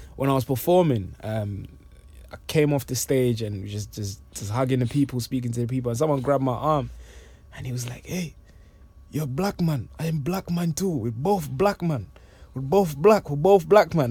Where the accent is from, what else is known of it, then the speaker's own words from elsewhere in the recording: London, United Kingdom; also born or lived in Congo / New York; I'm originally from Congo and I left when I was, um, about six or seven years old. And I've been in, been in London since then